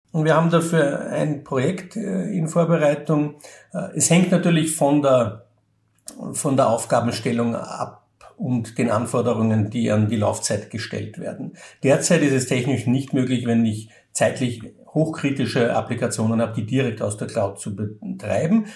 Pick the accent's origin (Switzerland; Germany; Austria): Austria